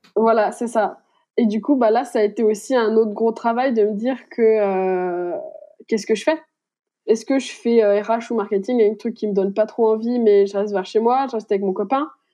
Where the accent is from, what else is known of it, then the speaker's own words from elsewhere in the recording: Besançon, Bourgogne-Franche-Comté, France; je suis franc-comtoise, je suis de Besançon